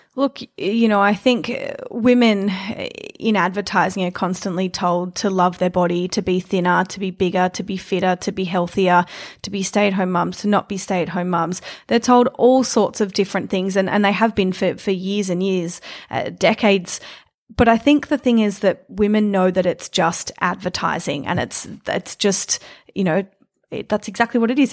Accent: Melbourne, Victoria, Australia; growing up in Melbourne

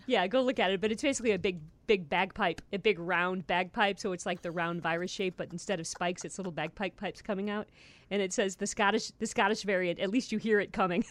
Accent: Ohio, United States; moved away; I grew up in Ohio.

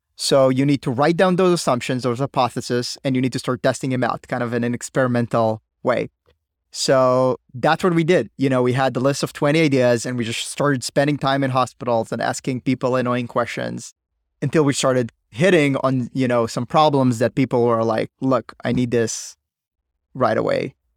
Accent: Israel; I was like everybody from Israel, you know, serving in the military

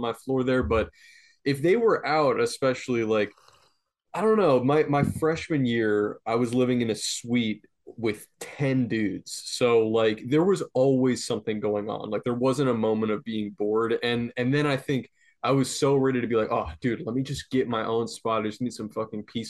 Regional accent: Florida, United States; moved away as an adult; also born or lived in North Carolina / New York; I grew up in Florida

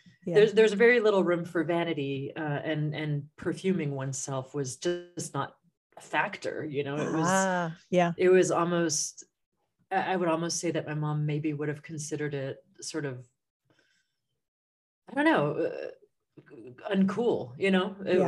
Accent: San Francisco, California, United States; born there; Oh, sure. Yeah. I was born in San Francisco. My parents are both left-wing bohemians.

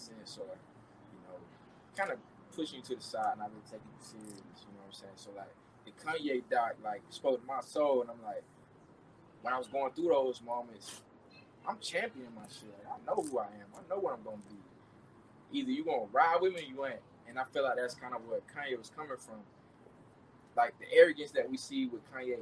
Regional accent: the South, United States; mom's a church lady, Southern. You know, we grew up in the South.

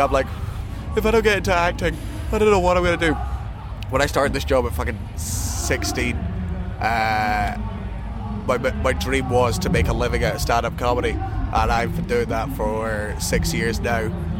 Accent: Scotland, United Kingdom; I'm fucking Scottish

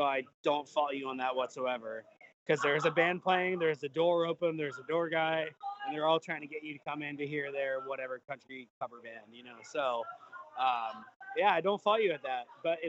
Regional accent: North Carolina, United States; also born or lived in Virginia; I grew up in North Carolina, lived most of my life in Virginia. So, like, all Southern-based.

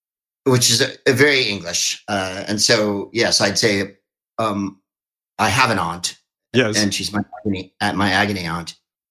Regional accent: San Carlos, California, United States; also born or lived in Phoenix, Arizona; Well, I'm from San Carlos, a small white community south of San Francisco.

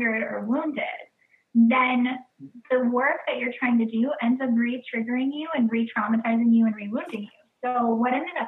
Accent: Flint, Michigan, United States; born there; now in New York City, United States; I am from all over the United States. I moved every couple of years throughout growing up, but I was born in Flint, Michigan.

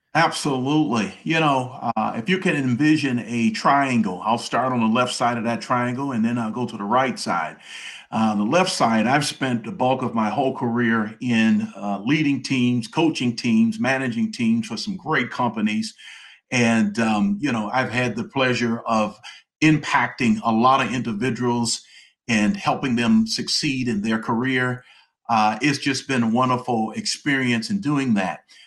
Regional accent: Detroit, Michigan, United States; moved away as an adult; now in Atlanta, United States; That's where I was born and raised in the Detroit area

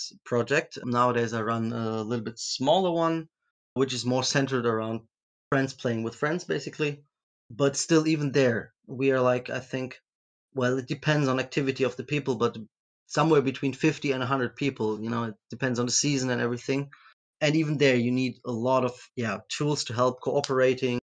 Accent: Germany; I'm from Germany

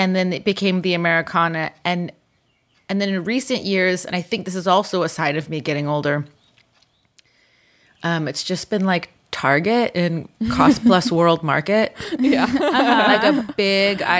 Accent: Whittier, California, United States; also born or lived in Boyle Heights, Los Angeles; I grew up in Whittier, which I grew up in as a young child in Boyle Heights in East LA. But then my family moved to the suburbs, Whittier

